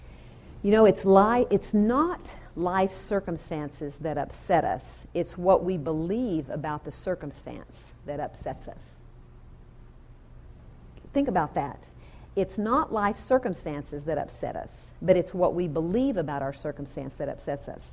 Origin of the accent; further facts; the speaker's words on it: the South, United States; now in Southern California, United States; I'm really from the South, and I should say y'all.